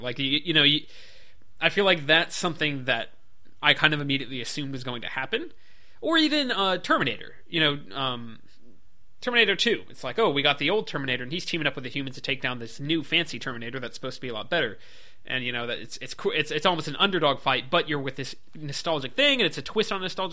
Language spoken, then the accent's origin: English; the South, United States; we are both from the South